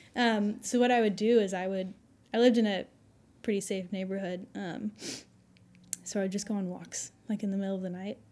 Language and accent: English; Fayetteville, Arkansas, United States; I was born here in Fayetteville, so I've been in the good old Southern Bible